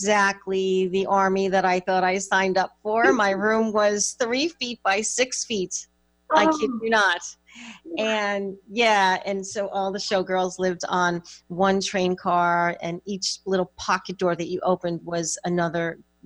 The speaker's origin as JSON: {"language": "English", "region": "suburbs of New York", "country": "United States", "tie": "born or raised there", "said": "I was raised in the Northeast in the suburbs of New York"}